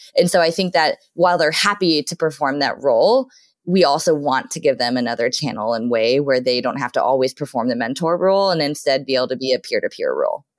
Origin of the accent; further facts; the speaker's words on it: Southern California, United States; now in Seattle, United States; I grew up in Southern California